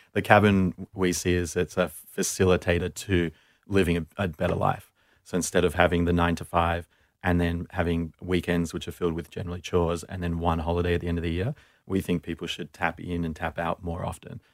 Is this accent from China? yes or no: no; Perth, Western Australia, Australia; moved away; had the freedom of growing up in Perth.